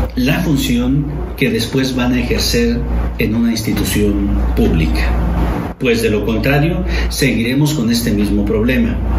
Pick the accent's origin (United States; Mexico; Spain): Mexico